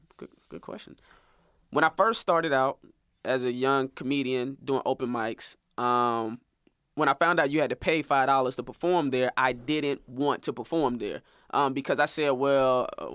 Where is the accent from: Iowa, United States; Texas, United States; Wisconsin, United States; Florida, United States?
Florida, United States; St. Petersburg; moved away; also born or lived in Atlanta; this movie producer who's actually from my hometown, St. Pete.